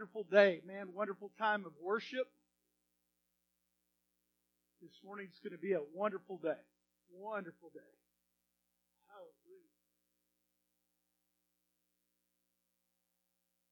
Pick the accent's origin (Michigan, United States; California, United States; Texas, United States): Texas, United States; accent: Texan; being an American from Texas